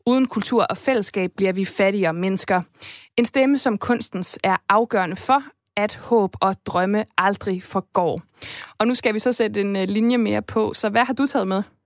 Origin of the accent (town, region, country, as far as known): Esbjerg, Southern Denmark, Denmark